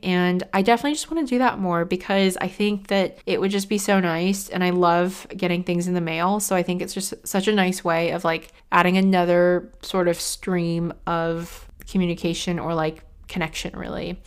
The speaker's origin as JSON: {"language": "English", "country": "United States", "moved": "yes", "lives_now": "United Kingdom", "said": "being an American coming from the States"}